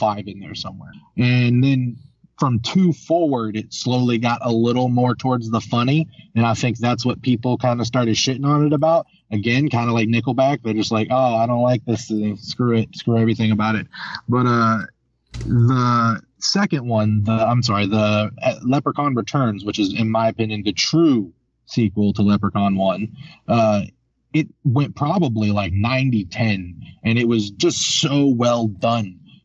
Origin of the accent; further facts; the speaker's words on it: Elkview, West Virginia, United States; also born or lived in Charleston, West Virginia; I was also raised in Elkview